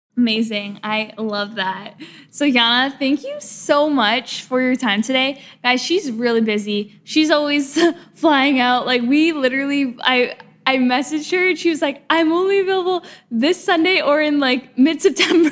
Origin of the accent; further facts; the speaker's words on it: Canada; now in Los Angeles, United States; I'm from a small town in, in, Canada